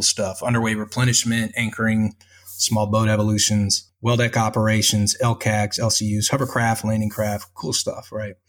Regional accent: Spring, Texas, United States; moved away; I'm from Spring, Texas. Uh, kind of had a a rough childhood

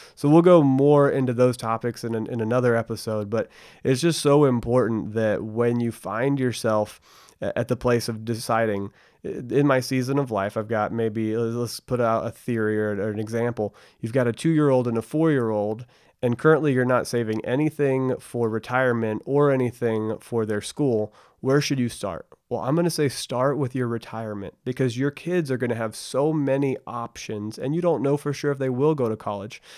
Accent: Bedford, Texas, United States; I grew up in Bedford, Texas, which is right in between Dallas and Fort Worth

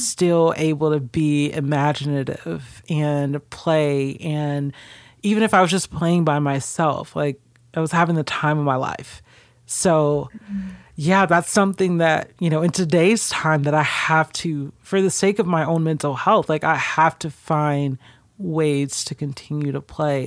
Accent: Stone Mountain, Georgia, United States; also born or lived in California; I grew up specifically in Stone Mountain

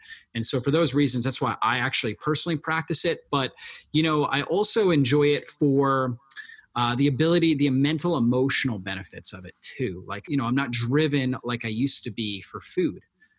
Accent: Florida, United States; I grew up in Florida, and I've been exposed to a lot of sun, been sunburnt more than people should be, because I grew up near the beach and I was surfing a lot and things like that.

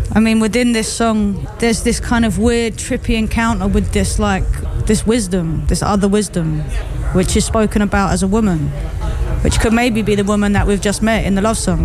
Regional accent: United Kingdom; as a Brit

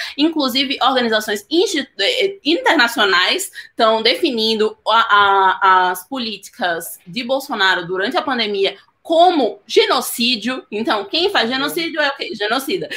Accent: Northeast Region, Brazil; eu sou nordestina

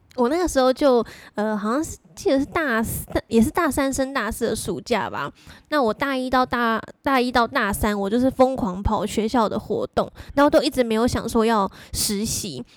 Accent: Pingtung County, Taiwan; 我也是南部， 我， 我屏东人啊

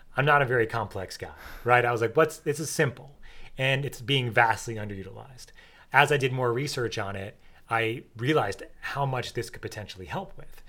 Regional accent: New York, United States; I grew up in New York

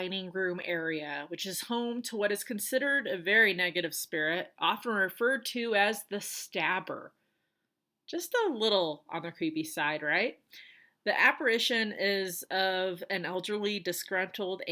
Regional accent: Colorado, United States; moved away; also born or lived in North Carolina; I am in my home state of Colorado

